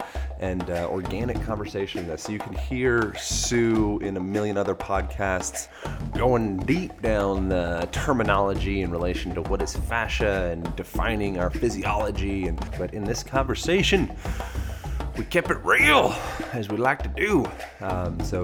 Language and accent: English; United States; I am American